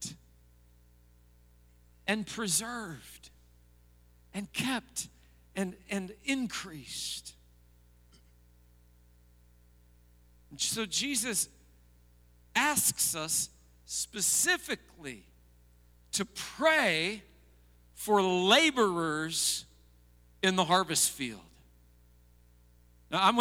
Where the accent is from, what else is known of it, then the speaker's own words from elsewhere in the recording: United States; as an American